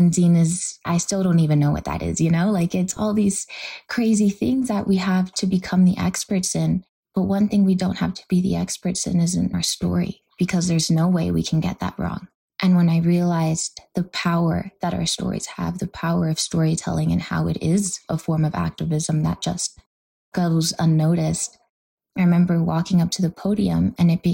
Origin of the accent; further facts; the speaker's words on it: Los Angeles, California, United States; I grew up in South Central